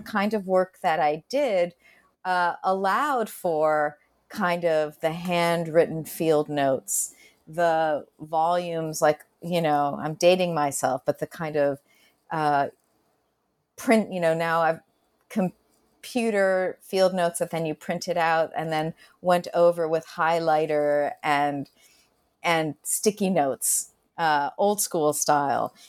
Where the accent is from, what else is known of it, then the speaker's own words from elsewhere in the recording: Argentina; first language Spanish; English is a second language; moved away; I was born in Argentina and I was, my first Spanish, Castellano was my first language